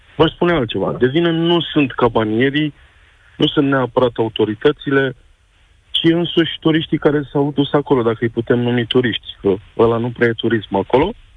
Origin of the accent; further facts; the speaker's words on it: Craiova, Dolj, Romania; Eu sunt oltean, eu sunt din Craiova